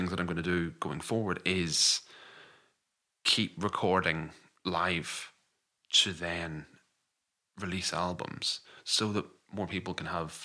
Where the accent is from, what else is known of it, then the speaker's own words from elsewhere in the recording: Scotland, United Kingdom; I'm a Scottish composer